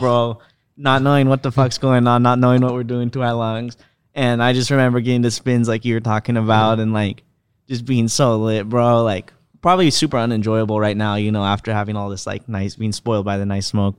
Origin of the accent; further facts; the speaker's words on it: California, United States; I grew up in the Prop two fifteen market, so weed was pretty much legal here